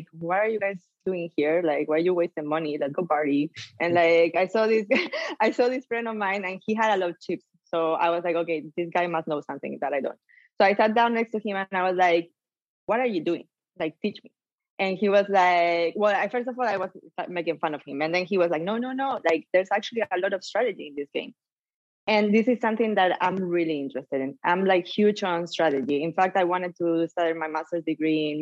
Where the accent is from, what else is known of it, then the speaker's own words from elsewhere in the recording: Malaga, Andalusia, Spain; English is a second language; moved away as an adult; also born or lived in Washington, D.C.; I'm from Spain. I'm from Malaga